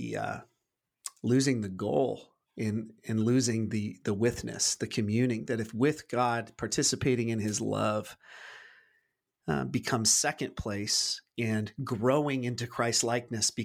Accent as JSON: {"language": "English", "country": "United States", "tie": "born or raised there", "said": "I've always struggled growing up in the American church, that really only being the only context that I've been swimming in."}